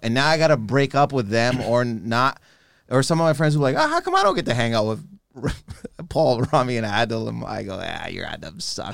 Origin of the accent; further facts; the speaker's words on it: Canada; I'm not from Toronto originally